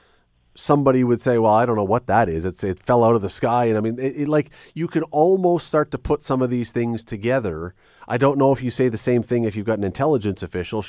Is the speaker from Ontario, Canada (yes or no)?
yes; Toronto, Ontario, Canada; I grew up in Toronto, as a young kid.